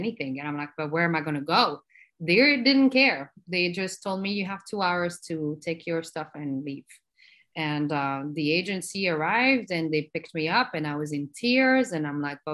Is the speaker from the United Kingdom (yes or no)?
no; Belgium; English is a second language; moved away as an adult; also born or lived in Morocco; now in New York, United States; I was born in Morocco and then raised in Belgium. So my mom and I, we immigrated from Morocco to Belgium, where I grew up